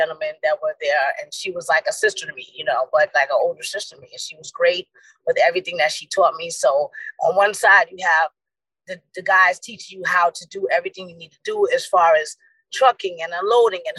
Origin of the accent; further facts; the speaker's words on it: New York, United States; moved away; I'm born and raised in New York